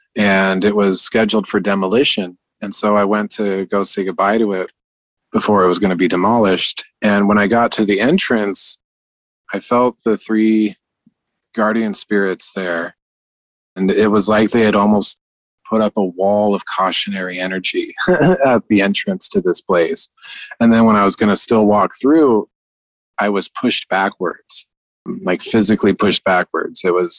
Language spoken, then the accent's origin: English; Columbia River Gorge, United States; And where we grew up in the Columbia River Gorge between Washington and Oregon, it was kind of up in the boonies about an hour drive from Mount Adams, actually.